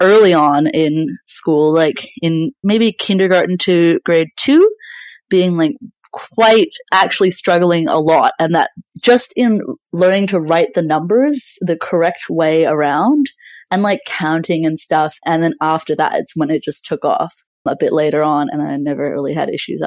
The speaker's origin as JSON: {"language": "English", "region": "British Columbia", "country": "Canada", "tie": "born or raised there", "moved": "yes", "lives_now": "Melbourne, Australia", "said": "Yeah, I was born in BC in Canada and grew up there. So yeah, I lived on the West Coast for a very long time and in mountains as well. And I moved over to Australia about like 11 years ago. So yeah, I did most of my schooling in Canada."}